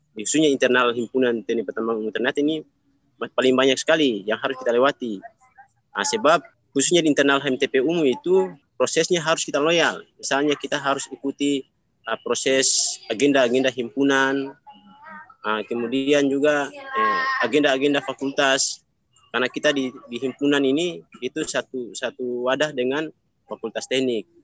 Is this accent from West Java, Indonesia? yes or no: no; South Halmahera Regency, North Maluku, Indonesia; Saya asal dari Provinsi Maluku Utara, daerah Kabupaten Halmahera Selatan, kampung Desa Indari, Kecamatan Macan Barat